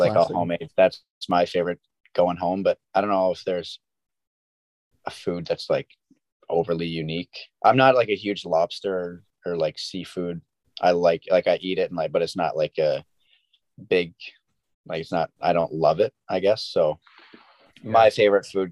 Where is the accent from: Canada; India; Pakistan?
Canada; the Maritimes; moved away; also born or lived in St. Andrews; back home in the Maritimes